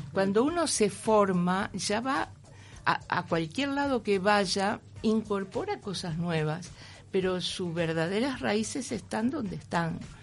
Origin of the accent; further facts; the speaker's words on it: Uruguay; moved away as an adult; also born or lived in Madrid, Spain; soy uruguaya